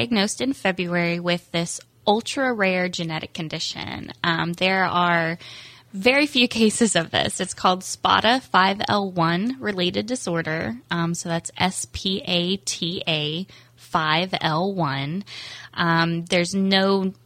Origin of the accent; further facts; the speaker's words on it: Indiana, United States; moved away as an adult; also born or lived in Central Florida; now in Palm Coast, United States; I'm actually born and raised in Indiana, but my husband and I moved to Florida a couple years ago